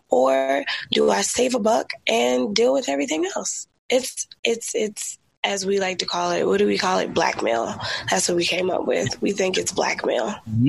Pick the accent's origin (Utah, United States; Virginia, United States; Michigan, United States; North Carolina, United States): Virginia, United States; Virginia, my home state.